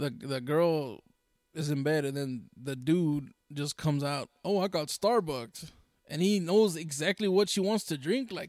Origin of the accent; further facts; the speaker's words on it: Brooklyn, New York, United States; I told him, yeah, I'm from Brooklyn. I grew up over there on 33rd and Exchange, over there, over there, off of uh, Brooklyn.